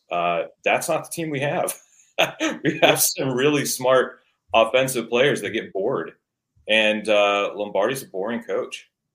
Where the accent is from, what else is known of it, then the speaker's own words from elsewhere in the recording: the Northwest, Pacific Northwest, United States; moved away; I'm originally from the Northwest